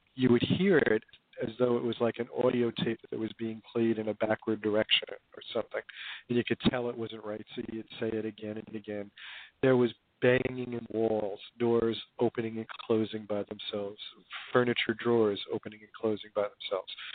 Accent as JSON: {"language": "English", "town": "Hoboken", "region": "New Jersey", "country": "United States", "tie": "born or raised there", "said": "I grew up in Hoboken, New Jersey"}